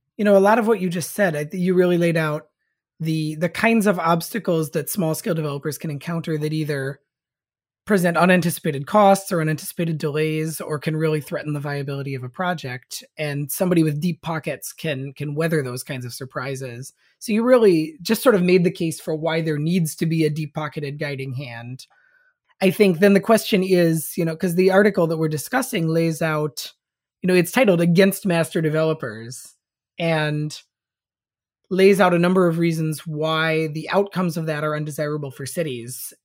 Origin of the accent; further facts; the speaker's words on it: Saint Paul, Minnesota, United States; my hometown, um, of Saint Paul, Minnesota, where I currently am